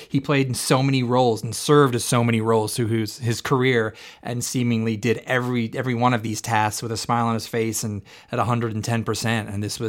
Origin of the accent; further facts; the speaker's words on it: California, United States; Growing up in California